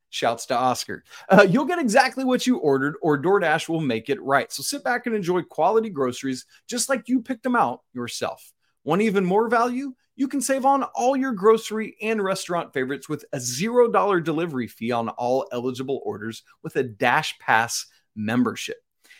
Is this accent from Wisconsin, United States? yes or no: no; Macon, Georgia, United States; about an hour south of where I grew up down in Macon, Georgia